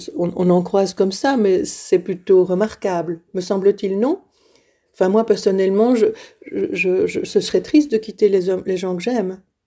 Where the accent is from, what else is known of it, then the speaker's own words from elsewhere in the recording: Liège, Wallonia, Belgium; moved away as an adult; Je suis née à Liège. Euh, et j'ai vécu à Liège toute ma vie, enfin jusqu'à 21